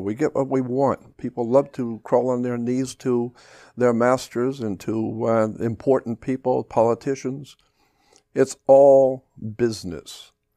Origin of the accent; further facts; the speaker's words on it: United States; I, as an American